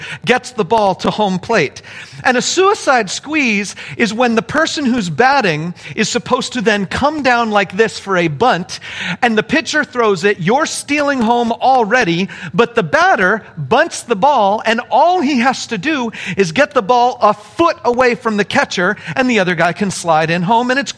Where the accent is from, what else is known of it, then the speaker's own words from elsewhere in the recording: Apple Valley, California, United States; See, I'm from Apple Valley. We were Apple Valley Christian